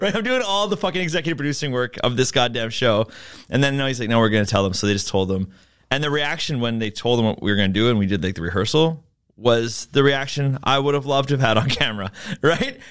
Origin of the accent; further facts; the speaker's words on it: Vancouver, British Columbia, Canada; I'm from Vancouver, uh, hence why I don't speak French.